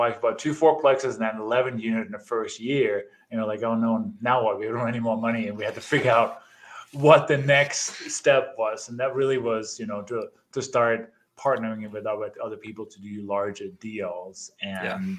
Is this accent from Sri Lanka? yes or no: no; Denmark; moved away as an adult; now in United States; I immigrated from Denmark 27 years ago, I think it is, did the traditional, got my education, went to college